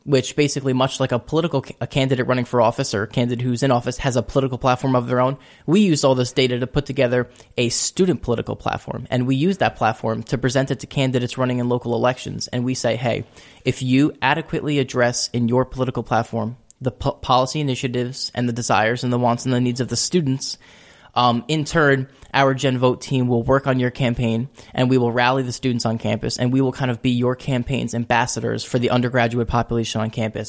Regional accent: Shoreham, New York, United States; also born or lived in Albany, New York; I'm from Long Island in a small town called Shoreham.

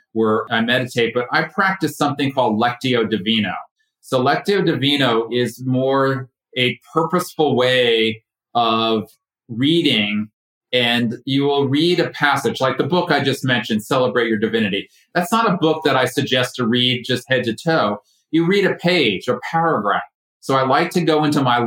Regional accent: Connecticut, United States; moved away as an adult; now in Ashland, United States; I'm originally from Connecticut, right side of out of New York.

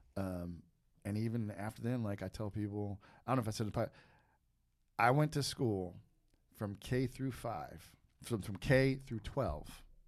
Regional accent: East Coast, United States; I'm from the East Coast

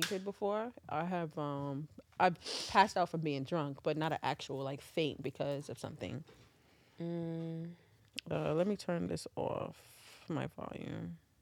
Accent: New York City, New York, United States; I'm fucking from Queens

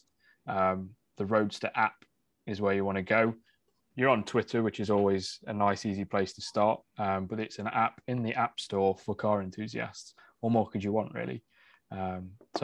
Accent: United Kingdom; I'm being British.

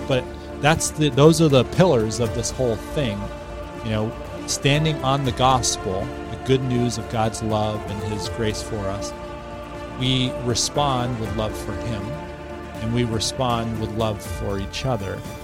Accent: Boston, Massachusetts, United States; moved away as an adult; also born or lived in New Hampshire; now in Bangor, United States; I was raised in the Boston area

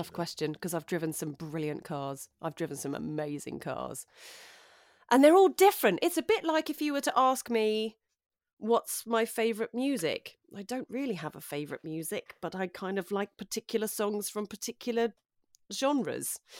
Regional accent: London, United Kingdom; moved away as an adult; now in West Sussex, United Kingdom; I grew up in North London. Um, I grew up in Edmonton, North

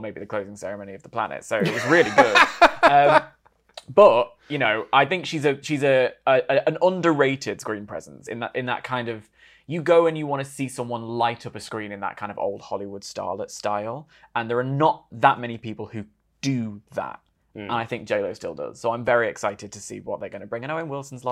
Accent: United Kingdom

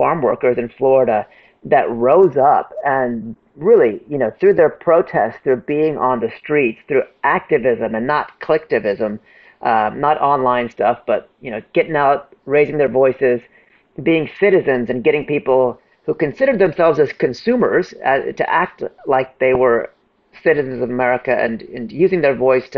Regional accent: India; I'm from India. We believe in reincarnation.

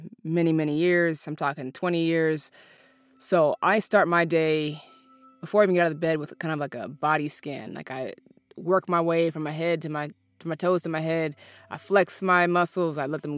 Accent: Seattle, Washington, United States; also born or lived in Alaska; My brother and I were raised in Seattle. We were born in Alaska.

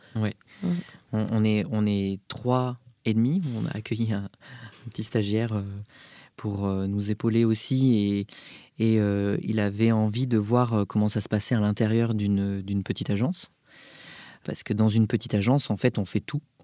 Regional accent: Bordeaux, Nouvelle-Aquitaine, France; now in Paris, France; je suis originaire donc de Bordeaux, plus principalement euh, du bassin d'Arcachon.

